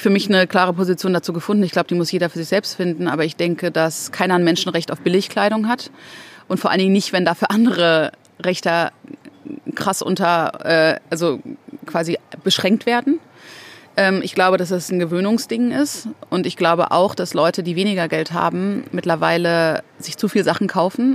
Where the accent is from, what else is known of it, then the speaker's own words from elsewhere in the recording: Ruhr area, North Rhine-Westphalia, Germany; also born or lived in Mexico City, Mexico; wir sind im Ruhrpott aufgewachsen.